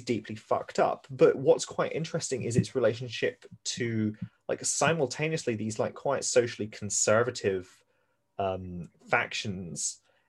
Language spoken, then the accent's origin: English; Glasgow, Scotland, United Kingdom; moved away; I grew up in the West End of Glasgow on one of the larger streets.